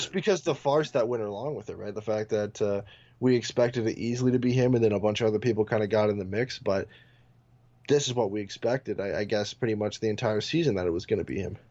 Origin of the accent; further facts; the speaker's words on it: Canada; my, uh, my hometown